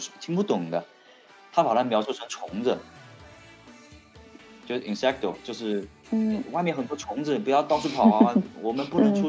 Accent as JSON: {"language": "Chinese", "country": "China", "moved": "as an adult", "lives_now": "Spain", "said": "然后我们中国人的话"}